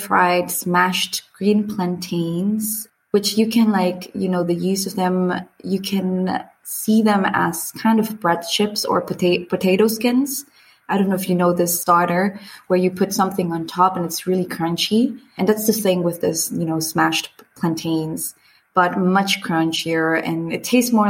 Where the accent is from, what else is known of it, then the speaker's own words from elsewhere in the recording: Honduras; moved away as an adult; now in Frankfurt, Germany; I come from Honduras. That's in Central America